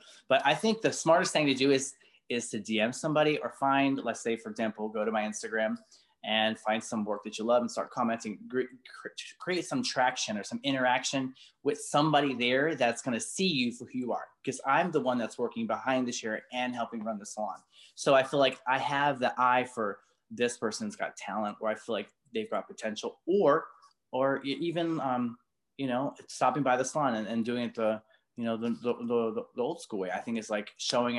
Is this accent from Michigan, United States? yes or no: no; Baltimore, Maryland, United States; I came from Baltimore, worked behind a chair for like 10 years, and I came with zero.